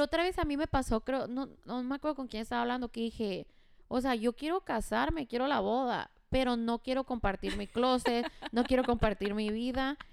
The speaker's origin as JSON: {"language": "Spanish", "town": "Douglas", "region": "Arizona", "country": "United States", "tie": "born or raised there", "also_born_or_lived": "Phoenix, Arizona", "moved": "as an adult", "lives_now": "Hermosillo, Mexico", "said": "yo nací en Douglas, pero viví 12 años en Phoenix y tengo un año en Hermosillo"}